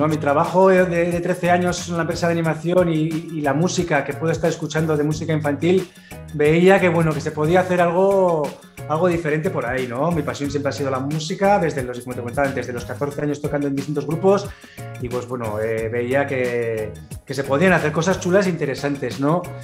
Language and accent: Spanish; Pamplona, Navarre, Spain; No solo estamos en Pamplona, donde somos nacidos en Pamplona